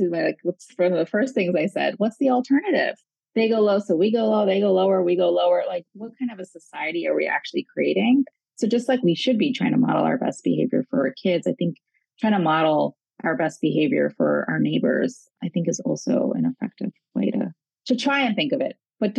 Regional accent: New York, United States; Because I was born here. I was born in New York, raised here.

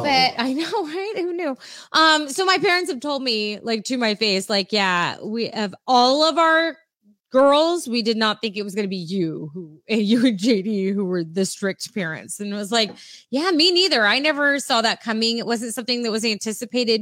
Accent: San Diego, California, United States; I grew up in San Diego

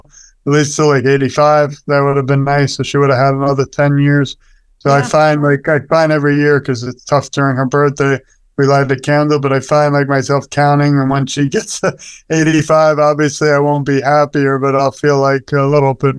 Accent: New York, United States; we're from New York

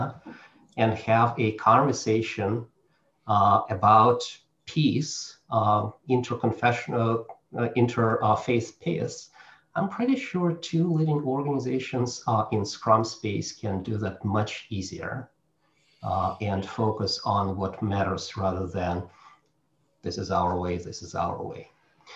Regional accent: Russia; now in United States; I'm Russian, I come from Russia

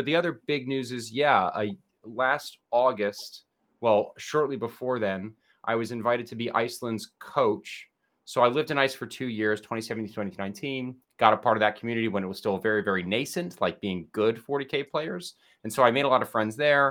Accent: New Jersey, United States; moved away as an adult; now in Oxford, United Kingdom; I grew up in New Jersey, very proud of New

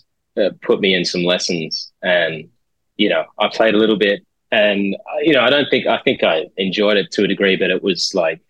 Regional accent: Sydney, New South Wales, Australia; also born or lived in Amersham, England / Singapore; followed my dad's work to Australia and grew up since then in Sydney

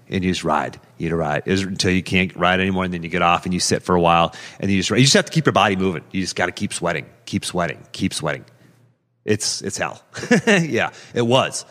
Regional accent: Pittsburgh, Pennsylvania, United States; now in Charlottesville, United States; I grew up in Pittsburgh

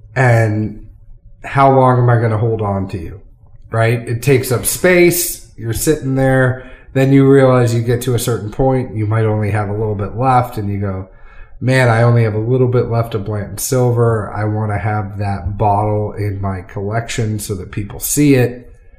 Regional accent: Massachusetts, United States; now in Tennessee, United States; I am a an ex New Englander that now lives in Tennessee. You know, you can take the guy out of New England, can't take the New England out of the guy. So we're gonna go take it back to a little where I'm from. I mean, I'm from Massachusetts

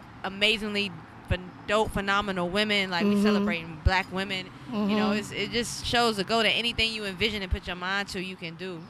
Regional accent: Snow Hill, North Carolina, United States; growing up in Snow Hill

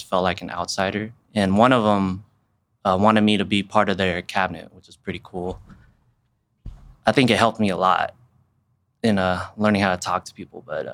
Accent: Wichita, Kansas, United States; I was born and raised in Wichita

